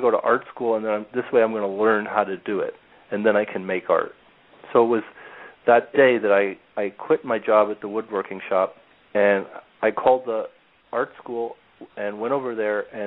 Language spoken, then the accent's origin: English; New York, United States; also born or lived in Turin, Italy; I was born in New York, and at 3 months of age, we went